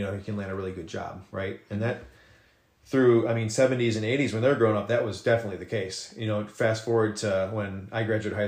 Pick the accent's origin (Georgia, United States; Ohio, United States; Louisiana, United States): Ohio, United States; Port Clinton; I was born and raised in Port Clinton.